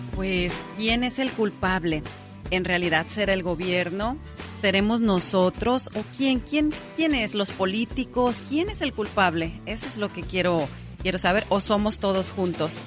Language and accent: Spanish; Mexicali, Baja California, Mexico; born or raised there; also born or lived in Sinaloa